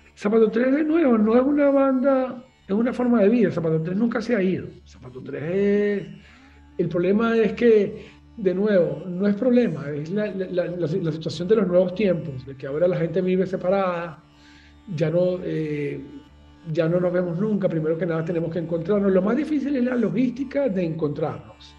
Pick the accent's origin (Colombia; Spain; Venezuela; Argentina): Venezuela; Caracas, Capital District; moved away as an adult; yo nací en Caracas, eh, tuve una infancia realmente bastante normal